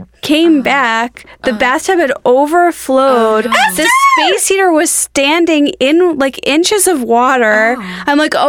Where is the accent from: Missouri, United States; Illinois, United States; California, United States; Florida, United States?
Illinois, United States; Skokie; I grew up in Skokie, Illinois.